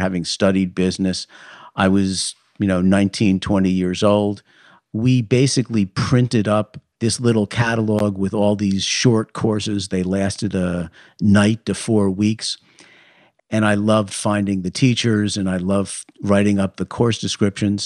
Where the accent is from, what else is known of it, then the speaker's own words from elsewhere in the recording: New York City, New York, United States; moved away as an adult; also born or lived in Toronto; I grew up on Park Avenue, which is a very fancy street in Manhattan.